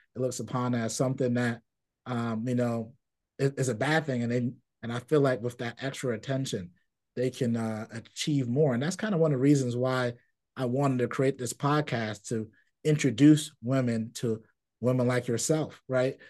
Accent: New York City, New York, United States; I grew up in Brooklyn in a community and a Caribbean community

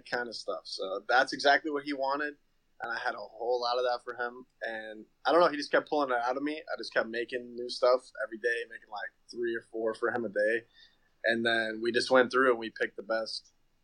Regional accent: Chapel Hill, North Carolina, United States; moved away; also born or lived in New York; I'm from North Carolina originally

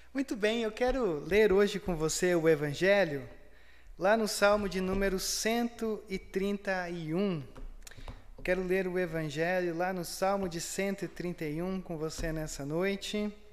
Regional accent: Brazil; nós brasileiros

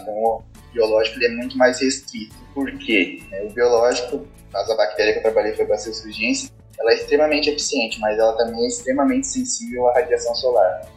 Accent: Santa Catarina, Brazil; moved away as an adult; now in Jaboticabal, Brazil; sou natural de Santa Catarina

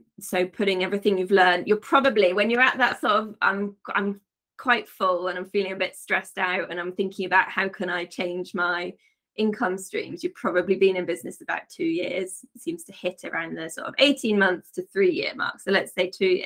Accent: Wiltshire, South West England, United Kingdom; moved away as an adult; also born or lived in Devon; now in France; I was born in Devon, but I sort of grew up in Wiltshire

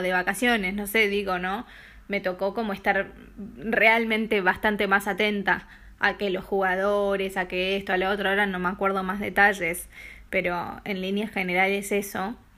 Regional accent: Argentina; moved away as an adult; now in Denmark; soy argentina

